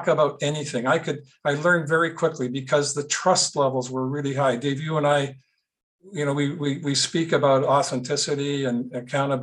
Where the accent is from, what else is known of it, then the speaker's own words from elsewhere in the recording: Winnipeg, Manitoba, Canada; I grew up in Winnipeg